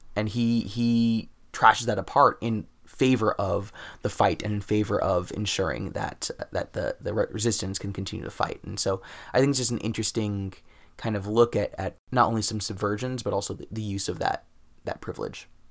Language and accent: English; United States; my privilege as American